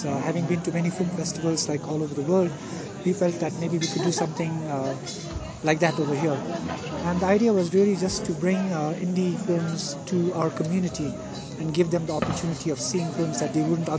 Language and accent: English; India; I was born in India, and I kind of grew up in India.